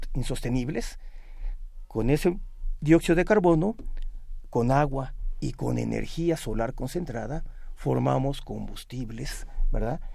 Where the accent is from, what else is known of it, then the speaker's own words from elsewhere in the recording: State of Mexico, Mexico; En el Estado de México, de donde yo vengo